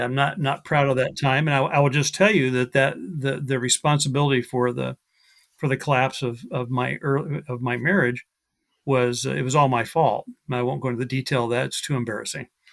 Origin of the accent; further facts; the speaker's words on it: Iowa, United States; now in Mesa, Arizona, United States; the first, uh, half of my life I grew up in Iowa, so a Midwesterner, uh, in the United States.